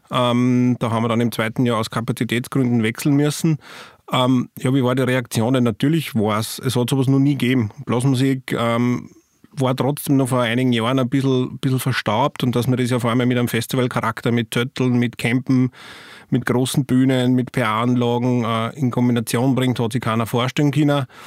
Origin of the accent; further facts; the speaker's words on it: St. Martin im Innkreis, Upper Austria, Austria; angefangen hat es eigentlich mit einer Probenwoche von der Blaskapelle Machlast in meinem Heimatort in St. Martin im Innkreis.